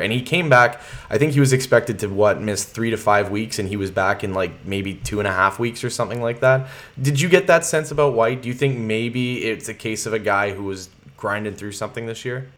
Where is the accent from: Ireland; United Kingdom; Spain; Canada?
Canada; Sudbury, Ontario; moved away; I'm born and raised in Sudbury, so I have a, I have a lot of connections to back home